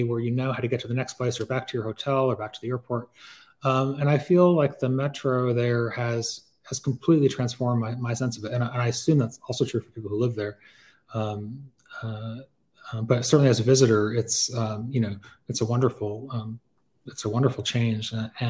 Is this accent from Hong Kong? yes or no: yes; Hong Kong; I had a pen pal when I was growing up in Hong Kong